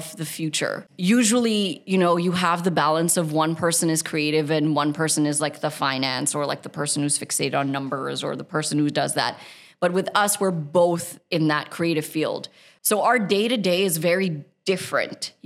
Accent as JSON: {"language": "English", "country": "United States", "tie": "born or raised there", "moved": "yes", "lives_now": "United Arab Emirates", "said": "We grew up in a very desi household in America."}